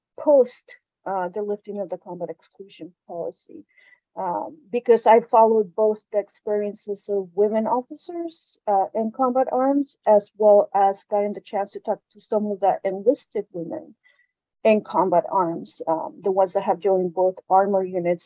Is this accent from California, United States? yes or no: yes; California, United States; moved away as an adult; I'm originally from California.